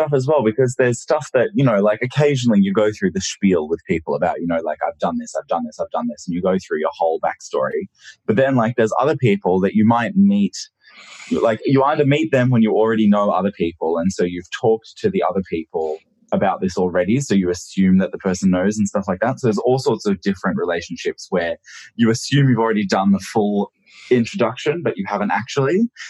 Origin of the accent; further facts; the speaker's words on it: Shanghai, China; moved away; also born or lived in Japan; So I was born in Japan and then I lived there with my parents until I was 7. And then when that happened, 2000 rolled around and then my dad got a job with General Motors in Shanghai. And then, so that's when we moved to Shanghai